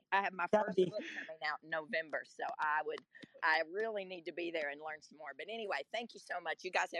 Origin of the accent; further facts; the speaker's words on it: Kentucky, United States; now in Nashville, United States; I'm from Kentucky. So I'm in Kentucky almost every weekend.